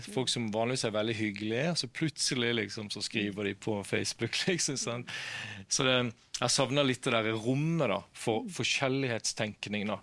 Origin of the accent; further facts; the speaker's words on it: Kristiansand, Agder, Norway; now in Bergen, Norway; jeg kom fra Kristiansand opprinnelig. Ja. Nå bor jeg her i, i Bergen